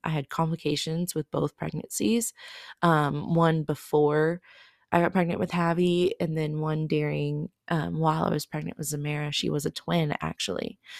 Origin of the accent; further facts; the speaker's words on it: Oklahoma, United States; I am from Oklahoma